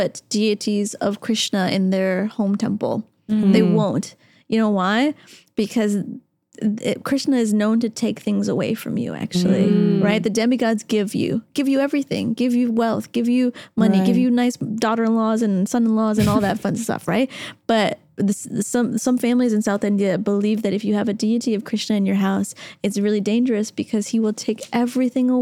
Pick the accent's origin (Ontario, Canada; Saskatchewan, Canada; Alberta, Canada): Ontario, Canada; Toronto; I'm cut from Toronto